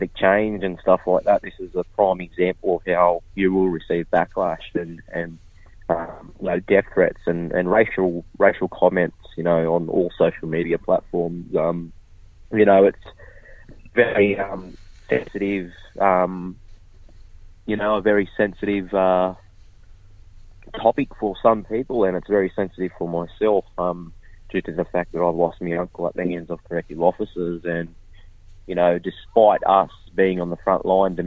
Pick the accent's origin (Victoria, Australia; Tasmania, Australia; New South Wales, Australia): New South Wales, Australia; Kempsey; born or raised there